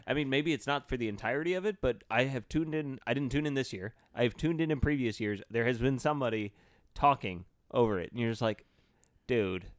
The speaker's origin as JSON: {"language": "English", "country": "United States", "said": "as an American"}